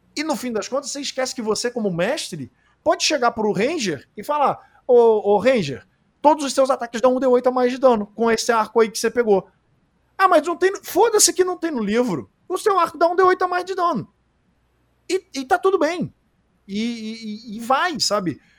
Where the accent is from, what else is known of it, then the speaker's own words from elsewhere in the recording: Rio de Janeiro, Brazil; a gente é carioca